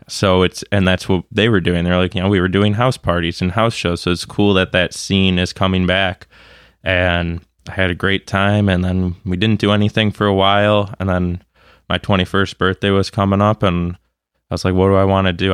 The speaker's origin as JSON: {"language": "English", "town": "Grosse Pointe", "region": "Michigan", "country": "United States", "tie": "born or raised there", "said": "I grew up in Grosse Pointe."}